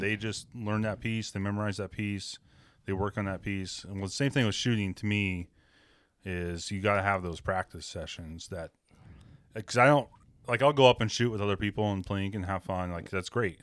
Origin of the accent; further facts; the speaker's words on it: Western Washington, United States; I grew up in Western Washington